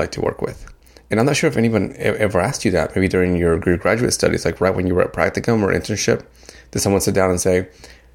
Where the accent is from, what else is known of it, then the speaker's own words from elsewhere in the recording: Dominican Republic; now in United States; I am an immigrant. I came from the Dominican Republic. I'm here to the U.S.